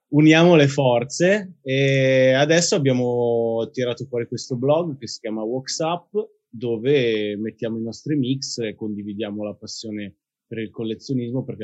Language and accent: Italian; Milan, Lombardy, Italy; però sì, bazzico molto, ma io sono di Milano e credo che lo sarò per sempre.